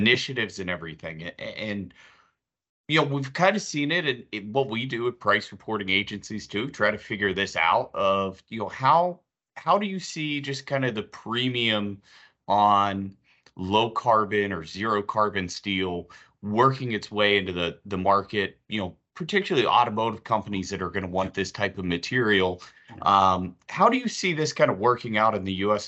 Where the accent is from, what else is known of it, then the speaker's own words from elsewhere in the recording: Pittsburgh, Pennsylvania, United States; I'm from Pittsburgh, live in Pittsburgh